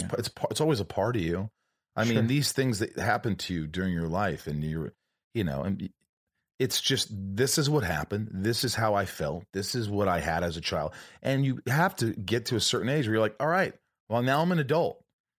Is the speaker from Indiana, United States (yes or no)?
yes; Indiana, United States; also born or lived in New York; No, I grew up in Indiana, but I was born in New York.